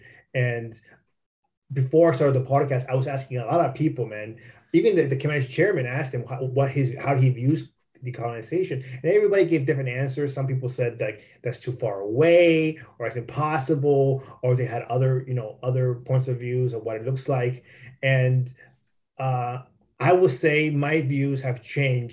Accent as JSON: {"language": "English", "region": "California", "country": "United States", "tie": "born or raised there", "also_born_or_lived": "Mexico", "said": "when I grew up in California, you know, when I was like a teenager"}